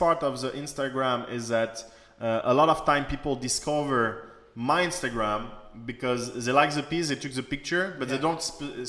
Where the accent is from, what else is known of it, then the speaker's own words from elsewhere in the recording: China; English is a second language; So actually, social media is very new for me. Like, I came from China.